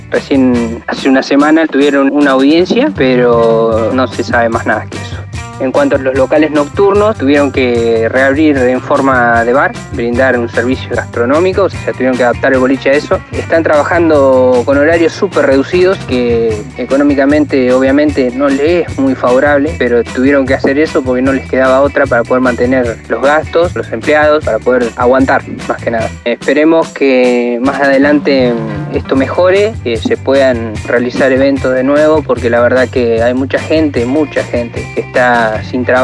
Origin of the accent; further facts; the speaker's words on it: Santa Rosa, La Pampa, Argentina; de Santa Rosa La Pampa